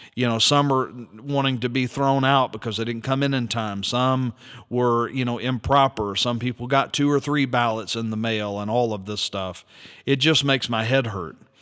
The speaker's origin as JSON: {"language": "English", "country": "United States", "said": "as an American citizen"}